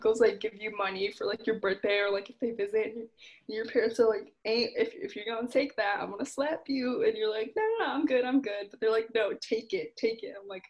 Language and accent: English; United States; as Indian Americans